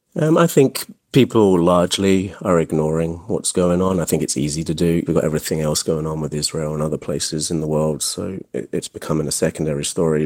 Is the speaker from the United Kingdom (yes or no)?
yes; England, United Kingdom; now in United States; I actually was raised in England